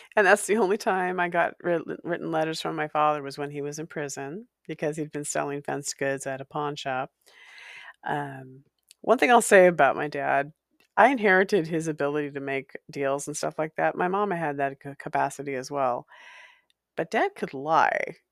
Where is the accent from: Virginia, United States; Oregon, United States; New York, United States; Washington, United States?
Washington, United States; Walla Walla; also born or lived in California; a haunted house in Walla Walla where I spent some years as a child, uh, growing into preteen